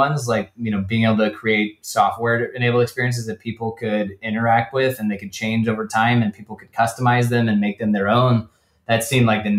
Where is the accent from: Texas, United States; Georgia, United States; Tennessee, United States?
Georgia, United States; Atlanta; moved away as an adult; also born or lived in New England; now in Los Angeles, United States; I grew up in Atlanta, was there for, you know, the first 18 years of my life